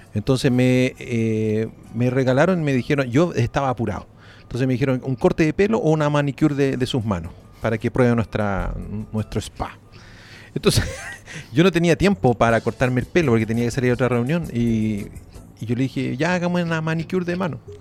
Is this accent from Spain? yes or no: no; Chile; Somos fome los chilenos